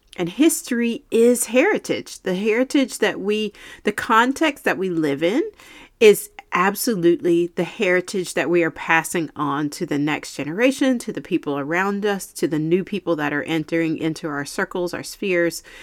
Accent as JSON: {"language": "English", "region": "Eastern North Carolina", "country": "United States", "tie": "born or raised there", "said": "growing up in Eastern North Carolina"}